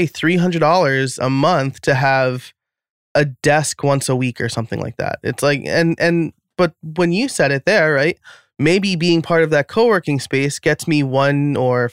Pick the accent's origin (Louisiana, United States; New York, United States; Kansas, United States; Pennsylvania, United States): New York, United States; moved away as an adult; also born or lived in outside Philadelphia; now in Philadelphia area, United States; I'm living outside of Philadelphia now. I grew up in New York.